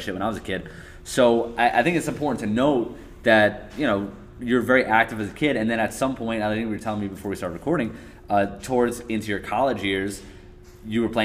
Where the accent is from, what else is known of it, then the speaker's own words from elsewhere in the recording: New York City, New York, United States; also born or lived in Long Island, New York; I grew up in Queens, so it's like the opposite of a farm town